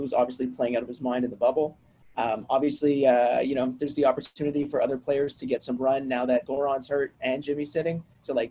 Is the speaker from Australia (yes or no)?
no; Canada; I'm a Canadian.